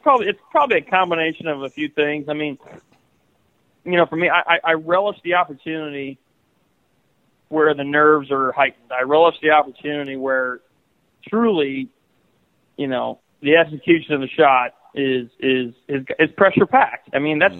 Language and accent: English; Iowa, United States; growing up in Iowa